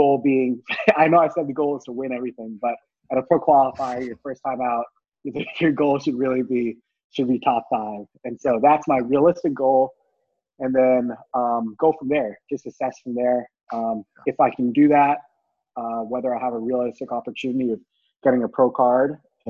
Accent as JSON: {"language": "English", "country": "India", "tie": "born there", "said": "I was born in India, and I'm of Indian descent"}